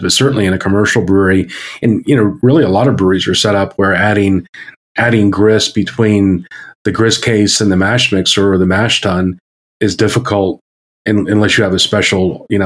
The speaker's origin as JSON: {"language": "English", "region": "Maryland", "country": "United States", "tie": "born or raised there", "said": "So I grew up in Maryland, as I became a human in Maryland."}